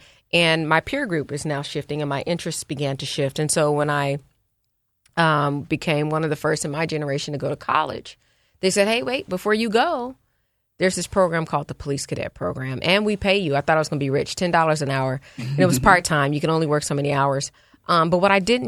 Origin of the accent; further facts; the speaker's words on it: Oakland, California, United States; now in Philadelphia, United States; I'm from Oakland, California. Right. There's a lot of pride in being from the town, as we call it